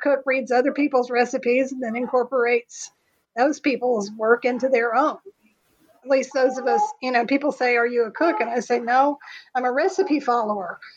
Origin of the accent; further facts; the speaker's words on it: Texas, United States; I'm a historian. I'm from Texas